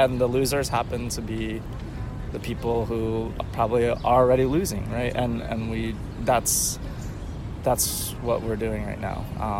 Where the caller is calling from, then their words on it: Philadelphia, Pennsylvania, United States; Yeah. Well … I am speaking from Philadelphia, Pennsylvania, and the year is 2019.